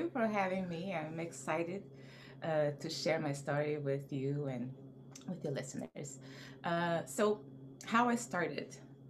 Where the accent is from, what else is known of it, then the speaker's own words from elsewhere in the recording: Rio de Janeiro, Brazil; I grew up in Rio de Janeiro, Brazil. I mean, I was born in Brazil and grew up all over